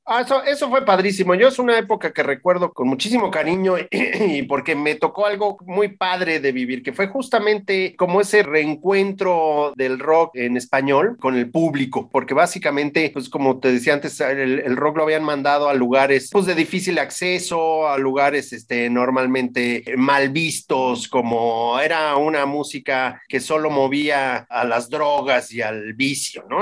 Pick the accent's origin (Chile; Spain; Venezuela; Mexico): Mexico; como mexicanos